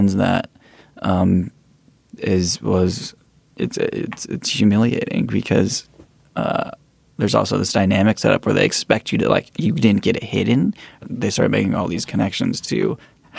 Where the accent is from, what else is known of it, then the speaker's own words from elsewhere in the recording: East Bay, Bay Area, California, United States; I grew up in the East Bay, the Bay Area